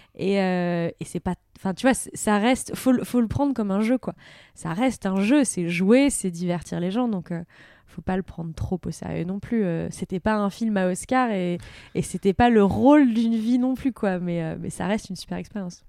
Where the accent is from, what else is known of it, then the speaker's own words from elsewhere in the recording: France; also born or lived in United States; je suis française